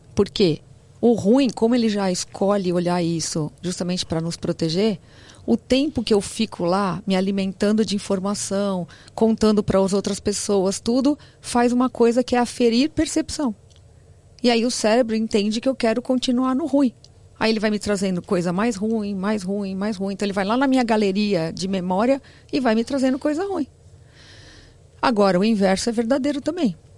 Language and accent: Portuguese; São Paulo, Brazil; also born or lived in Santo André; Eu sou de São Paulo, mas eu fui para Santo André e voltei